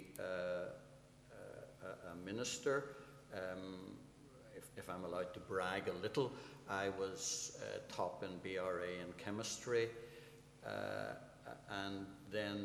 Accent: Belfast, Northern Ireland, United Kingdom; I was brought up in the Seaview Estate, up the hill from Crusaders

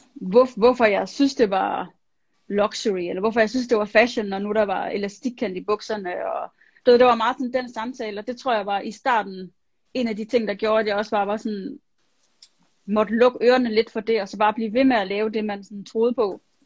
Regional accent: Vejle, Southern Denmark, Denmark; jeg voksede op i Vejle, i Jylland

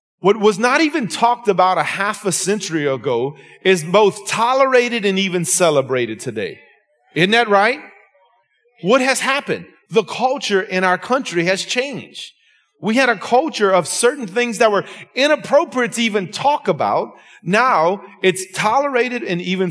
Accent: Lafayette, Louisiana, United States; I'm from Lafayette, Louisiana, Scott, South Louisiana

